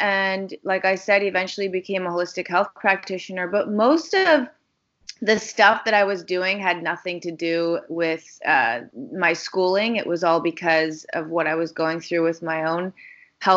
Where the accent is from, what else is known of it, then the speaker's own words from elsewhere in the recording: Chicago, Illinois, United States; I grew up in Chicago, Illinois